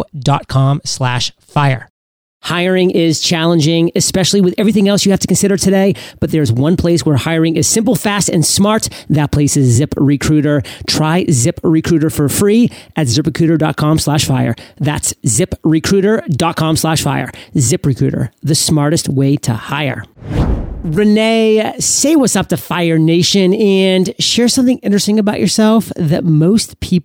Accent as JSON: {"language": "English", "region": "Maine", "country": "United States", "tie": "born or raised there", "said": "when I grew up in Maine, our neighbor at our lake house always came for the summers from Wisconsin."}